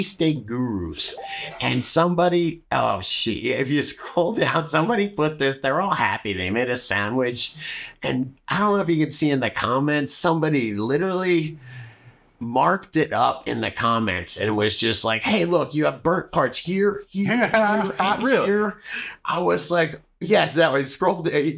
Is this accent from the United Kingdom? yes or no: no; Philadelphia, Pennsylvania, United States; I was born in Philadelphia